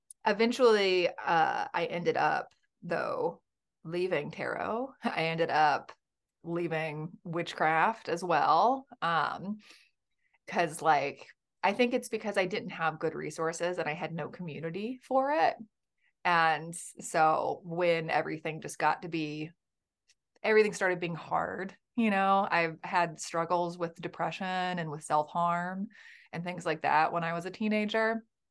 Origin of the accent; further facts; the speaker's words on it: Birmingham, Alabama, United States; I was raised in the Bible Belt in Birmingham, Alabama.